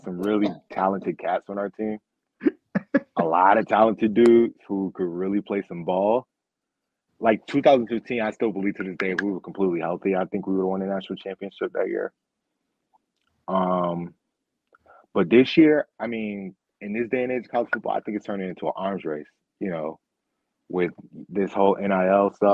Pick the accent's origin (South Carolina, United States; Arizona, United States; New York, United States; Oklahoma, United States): New York, United States; Rochester